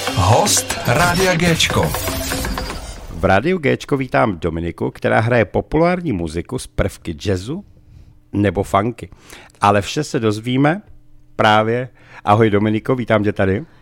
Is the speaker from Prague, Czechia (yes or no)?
yes; Prague, Czechia; já jsem sice Pražák